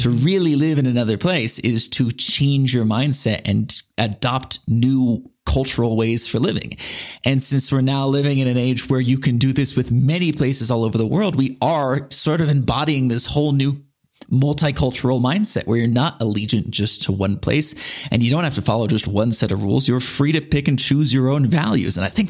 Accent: San Diego, California, United States; I'm from San Diego, which is a very comfortable place. Yeah. But in that way, it's sort of a prison. I spent the first 18 years of my life there

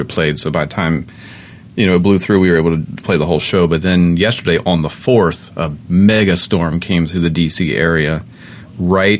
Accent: Baltimore, Maryland, United States; Baltimore guy.

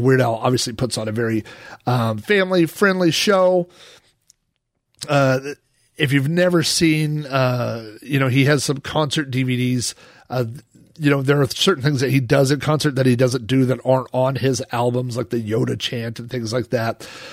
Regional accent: Oklahoma, United States; I was the guy from Oklahoma

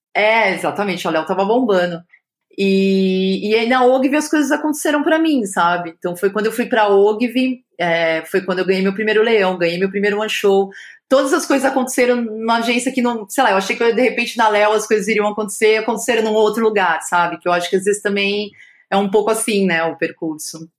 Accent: São Paulo, Brazil; nasci em São Paulo

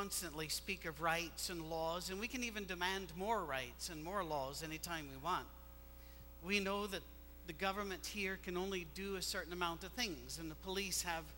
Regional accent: Scotland, United Kingdom; moved away; we're Scottish

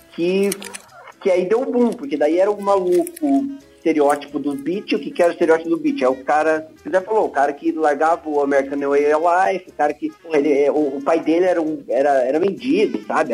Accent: São Paulo, Brazil; now in Curitiba, Brazil; eu sou de São Paulo, mas estou em Curitiba há muito tempo já

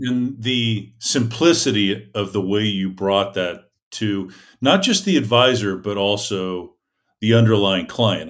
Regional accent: Gilroy, California, United States; Auburn's a lot like my hometown, which is Gilroy, California

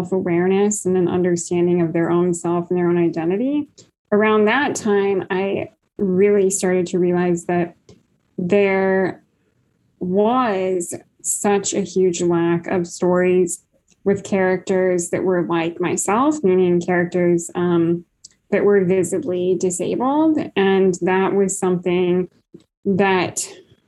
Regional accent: Iowa, United States; also born or lived in Kansas; I am a writer from the Midwest. I grew up in Iowa.

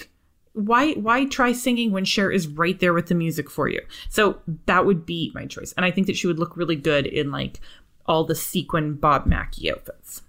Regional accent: Canada; we're both from Canada and everybody knows each other in Canada. You know, like, I know every single person that lives here.

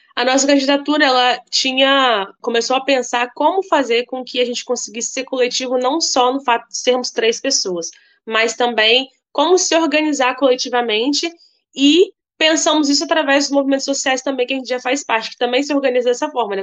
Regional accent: Cariacica, Espírito Santo, Brazil; sou de Cariacica, um município da Grande Vitória, né, no estado do Espírito Santo e moradora de uma periferia, é, Padre Gabriel

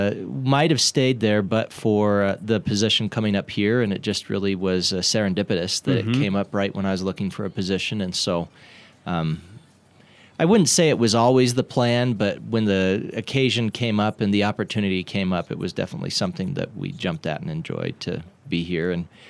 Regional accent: Riverton, Wyoming, United States; also born or lived in Lander; So I actually grew up in Riverton. I was born in Lander over at the old Bishop Randall Hospital.

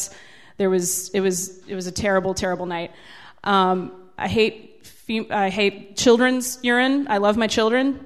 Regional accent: Carrollton, Virginia, United States; I grew up out in Carrollton, which is about 20 miles from here.

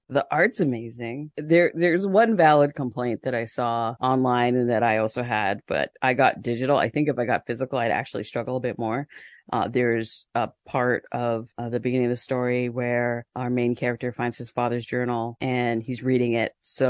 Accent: Canada; We're Canadian. Yeah.

